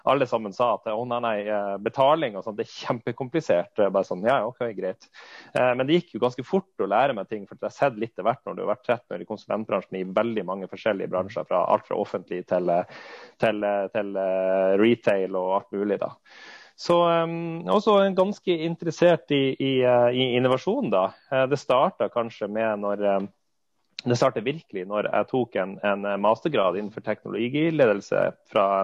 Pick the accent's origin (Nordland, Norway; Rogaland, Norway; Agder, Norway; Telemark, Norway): Nordland, Norway; Fauske; now in Oslo, Norway; og jeg er spansk. oppvokst eh, i, eh, i, Fauske.